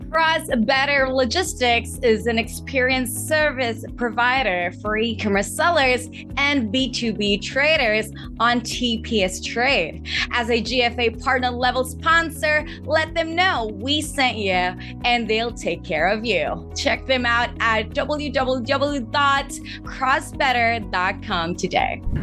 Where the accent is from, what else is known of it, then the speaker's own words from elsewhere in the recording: Australia; also born or lived in Germany; now in Thailand; I'm from Australia and and my husband's German and we were living in Germany